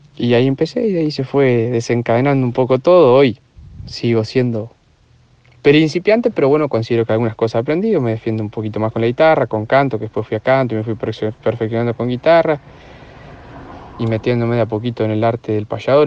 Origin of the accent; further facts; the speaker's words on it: Tres Arroyos, Buenos Aires Province, Argentina; moved away as an adult; now in La Plata, Argentina; Soy de Tres Arroyos, al sudeste de la provincia de Buenos Aires, contra el mar argentino